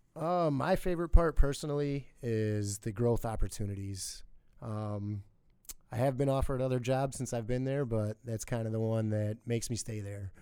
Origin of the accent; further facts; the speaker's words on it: Milwaukee, Wisconsin, United States; now in Sheboygan, United States; I grew up in Milwaukee area